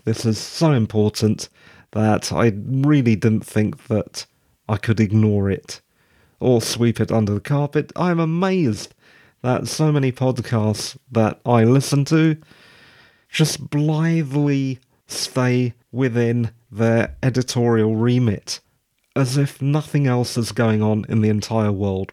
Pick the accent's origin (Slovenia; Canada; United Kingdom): United Kingdom; Being a Brit